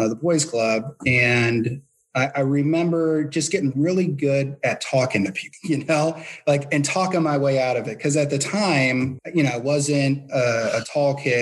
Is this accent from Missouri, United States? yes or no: yes; St. Louis, Missouri, United States; I'm from the Midwest, you know, St. Louis, born and raised.